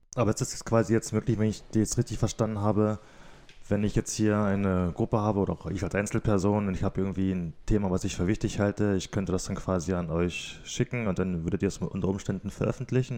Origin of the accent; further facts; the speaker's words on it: Cottbus, Brandenburg, Germany; ich, wieder in der Nähe von oder im Großraum Cottbus groß geworden bin